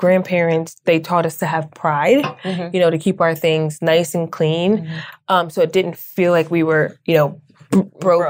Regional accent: Newburgh, New York, United States; born or raised there; moved away as an adult; also born or lived in Fort Knox, Kentucky / Florida; now in Los Angeles, United States

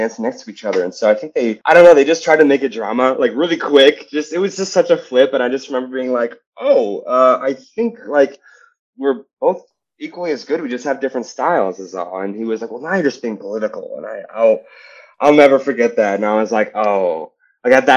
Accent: Penn Hills, Pennsylvania, United States; also born or lived in Ohio; I grew up in Penn Hills, which is like a smaller town, like 20 minutes from Pittsburgh

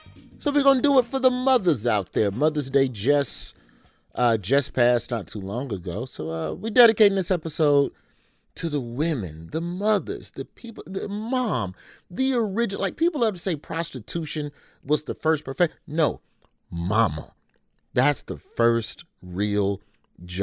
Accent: Alabama, United States; my home state of Alabama

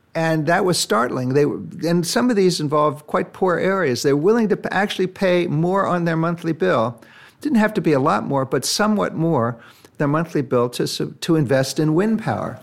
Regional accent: United States; I say that as an American

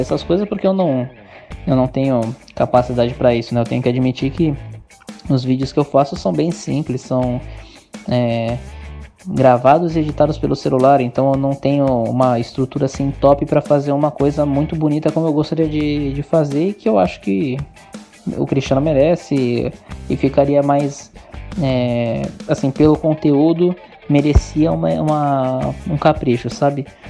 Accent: Santos, São Paulo, Brazil; sou daqui de Santos, de São Paulo

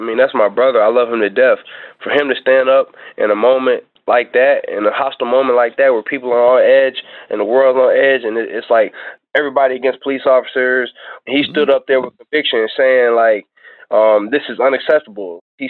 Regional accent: Flint, Michigan, United States; the city where I grew up in Flint, Michigan

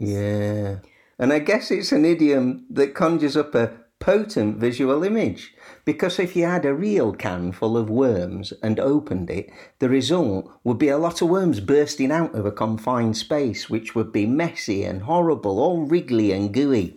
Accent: Sheffield, Yorkshire and the Humber, United Kingdom; my hometown of Sheffield

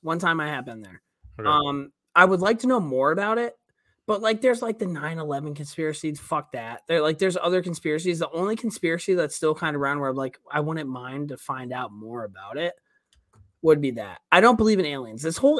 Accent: Charlestown, Massachusetts, United States; I'm from Charlestown, Mass, dude. Yeah, from Southie.

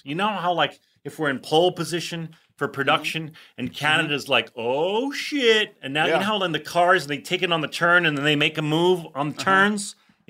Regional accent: West Orange, New Jersey, United States; Do you know that the film industry started in my hometown? Well, my home neighborhood

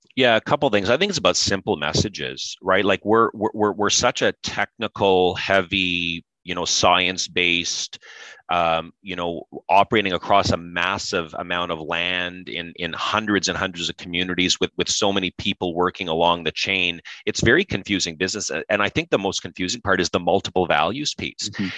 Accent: Pembroke, Ontario, Canada; grew up in Pembroke, Ontario.

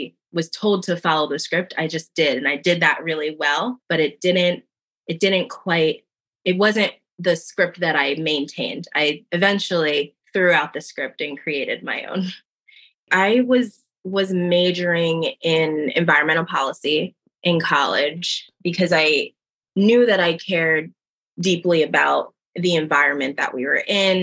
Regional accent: New Jersey, United States; now in Philadelphia, United States; I was born and raised in South Jersey, small town in South Jersey, right outside of Philadelphia

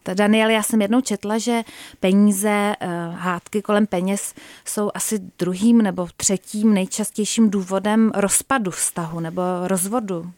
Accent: Czechia; jako Češi

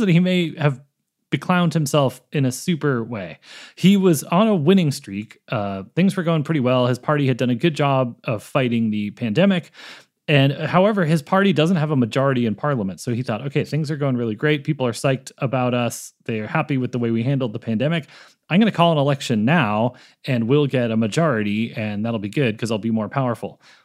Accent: Boston, Massachusetts, United States; now in California, United States; every girl I grew up with in Boston

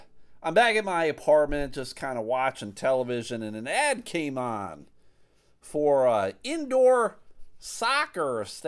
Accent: Buffalo, New York, United States; I'm from Buffalo, New York. Never been to Michigan before.

